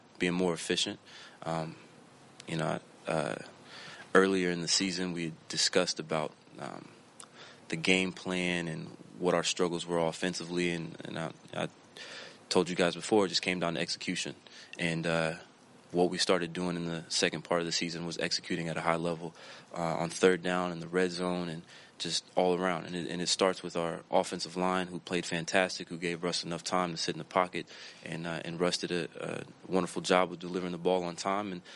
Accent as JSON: {"language": "English", "region": "Florida", "country": "United States", "tie": "born or raised there", "moved": "yes", "said": "I grew up in Florida."}